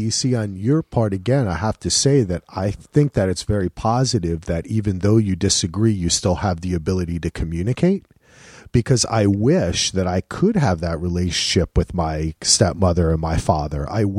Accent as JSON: {"language": "English", "region": "New Jersey", "country": "United States", "lives_now": "Boston, United States", "said": "I'm from Jersey. I'm always thinking like, oh, I'm in Boston."}